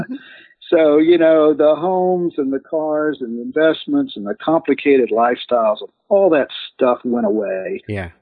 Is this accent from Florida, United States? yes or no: yes; Ocala, Florida, United States; I grew up in Ocala, Florida